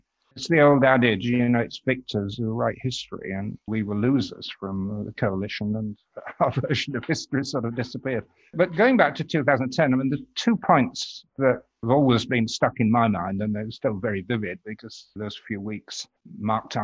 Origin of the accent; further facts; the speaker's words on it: York, Yorkshire and the Humber, United Kingdom; moved away as an adult; also born or lived in Glasgow; now in Twickenham, United Kingdom; Stood for the SDP a couple of times in my hometown of York